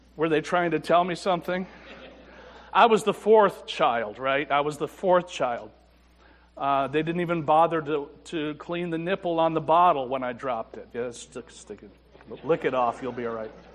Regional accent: Afton, New York, United States; I was brought up in the First Baptist Church in Afton, New York

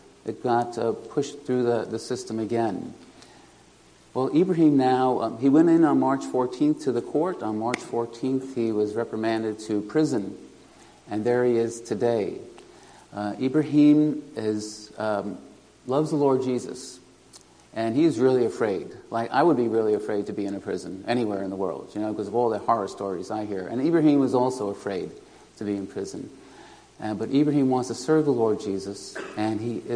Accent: New York City, New York, United States; moved away as an adult; also born or lived in Kenya / Lithuania; now in Galway, Ireland; I'm originally from New York City, and I was born in the Bronx and raised in Queens

